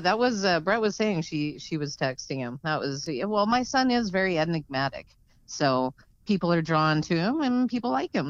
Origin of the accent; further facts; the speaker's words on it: Calgary, Alberta, Canada; I grew up, A.K.A., yeah, just on the outskirts of downtown.